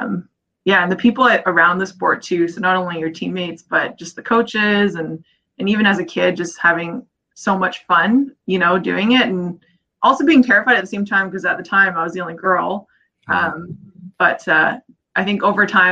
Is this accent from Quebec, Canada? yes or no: no; Victoria, British Columbia, Canada; I grew up in Victoria, BC, which is a kind of the most warm part of Canada